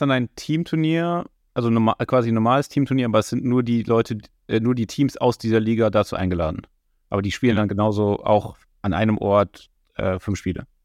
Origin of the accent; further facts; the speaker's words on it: Switzerland; bei uns in der Schweiz